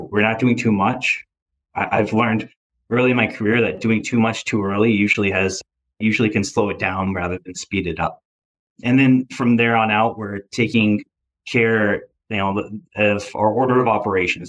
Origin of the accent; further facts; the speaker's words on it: Michigan, United States; also born or lived in Grand Rapids, Michigan; now in Boston, United States; I'm from Grand Rapids, Michigan. At least that's where I went to college. I'm from Michigan area